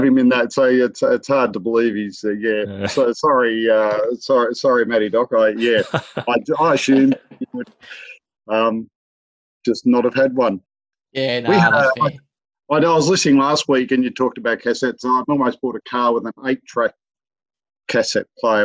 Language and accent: English; the Wimmera, Victoria, Australia; I grew up in the Wimmera